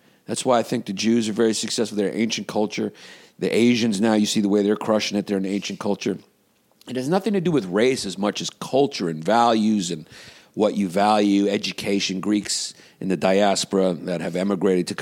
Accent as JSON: {"language": "English", "country": "United States", "said": "I'm an American."}